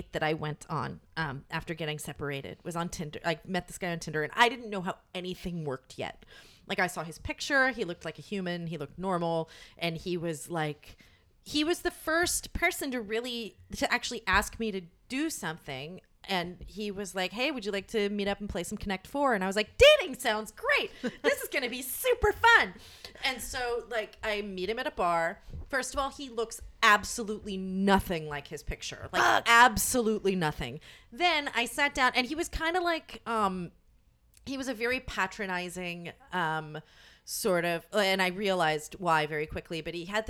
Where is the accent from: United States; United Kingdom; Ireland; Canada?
United States; Gilroy, California; moved away; I grew up in Gilroy, California, which is the garlic capital of the world.